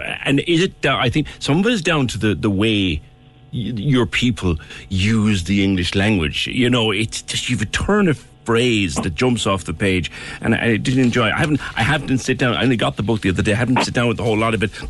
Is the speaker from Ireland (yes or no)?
yes; Ireland; as an Irishman